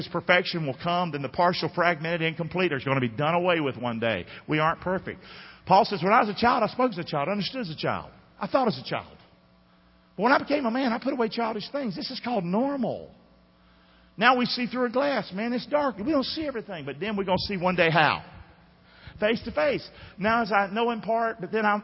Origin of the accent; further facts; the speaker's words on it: United States; I am an American